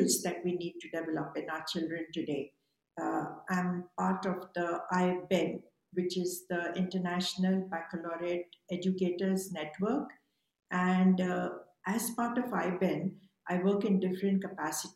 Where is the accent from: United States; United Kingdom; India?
India; also born or lived in Mumbai; I was born in India, and growing up, I wanted to be a scientist.